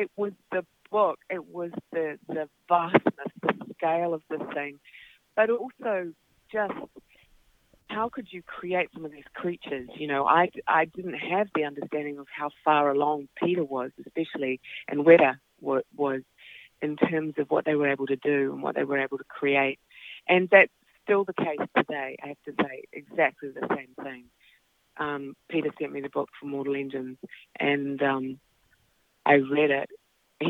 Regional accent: Auckland, New Zealand; I grew up in West Auckland, and behind us was a farm.

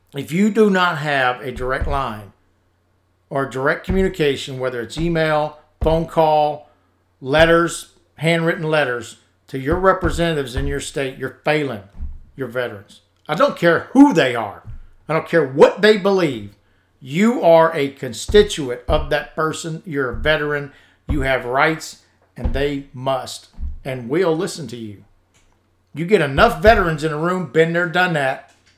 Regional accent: United States; As American veterans

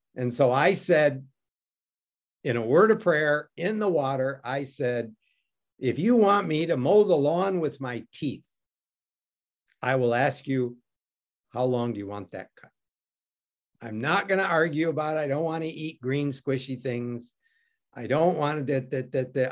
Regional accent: Detroit, Michigan, United States; I grew up in Detroit.

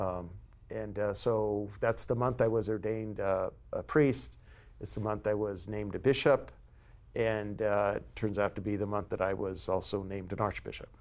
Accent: San Diego, California, United States; now in San Francisco, United States; I was born and raised in San Diego

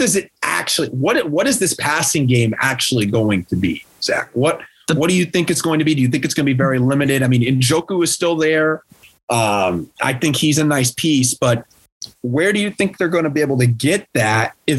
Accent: Indiana, United States; We are from Indiana.

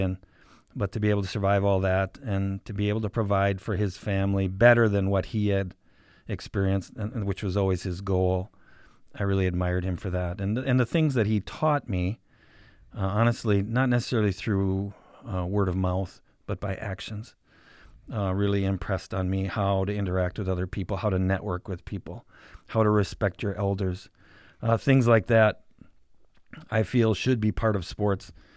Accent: Sheboygan Falls, Wisconsin, United States; also born or lived in Milwaukee, Wisconsin; now in Green Bay, United States; originally I'm from Sheboygan Falls, Wisconsin. Grew up, uh, my entire life in Sheboygan County.

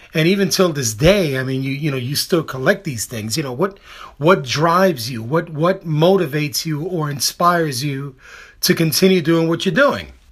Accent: New York City, New York, United States; I was born and raised on the Lower East Side. I'm a product of New York City back in the sixties and the seventies

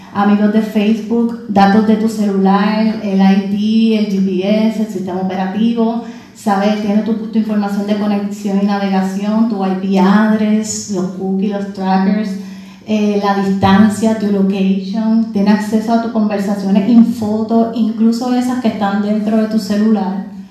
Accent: Puerto Rico; Siendo puertorriqueña

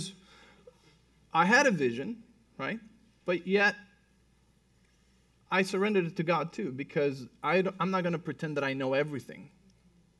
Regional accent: Mexico City, Mexico; moved away; I was born and raised in Mexico City.

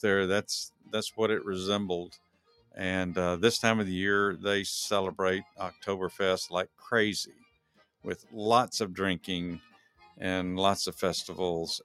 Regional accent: Texas, United States; moved away as an adult; now in Georgia, United States; when I grew up in Texas, uh, even when I was uh, an adult in Texas.

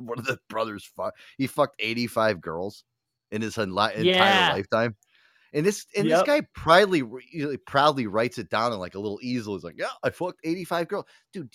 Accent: United States; we're from the Tri-Coast. We're, you know, New York, New Jersey, and Connecticut.

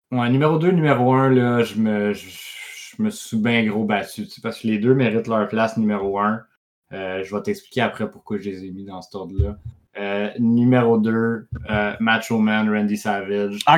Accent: Quebec, Canada; chez nous en Beauce. En Beauce, en ouais, ça s'en vient, tout.

